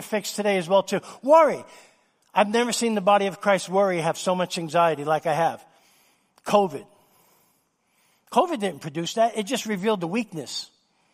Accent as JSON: {"language": "English", "town": "New York City", "region": "New York", "country": "United States", "tie": "born or raised there", "said": "Since I was a little boy growing up in New York City"}